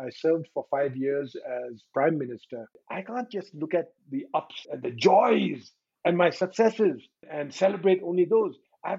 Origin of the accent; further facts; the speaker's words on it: Bhutan; five, I'm from Bhutan. Six, and I'm actually speaking from Bhutan. In fact, the capital city of Bhutan, Thimphu, on a bright sunny day.